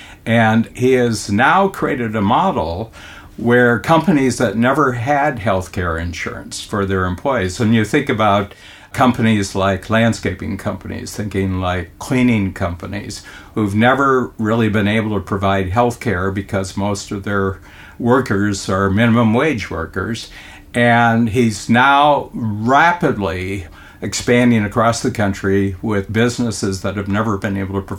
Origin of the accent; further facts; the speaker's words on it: United States; now in Toronto, Canada; I'm an American who moved to Toronto